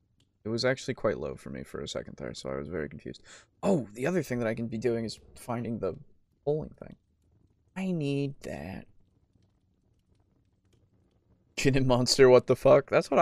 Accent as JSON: {"language": "English", "country": "United Kingdom", "said": "Source, I am British."}